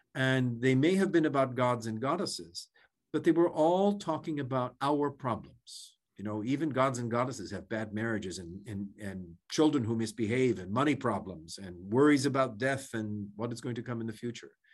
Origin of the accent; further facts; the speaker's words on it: Ann Arbor, Michigan, United States; now in Cincinnati, United States; I'm from Ann Arbor, Michigan, I know what Midwestern hospitality is about